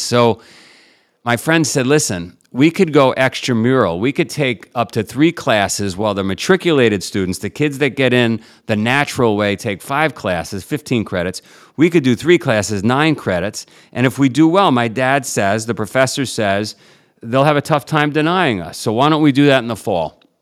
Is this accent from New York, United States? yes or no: yes; New York City, New York, United States; I grew up in Queens, Howard Beach, for whatever reason, organized crime capital of the world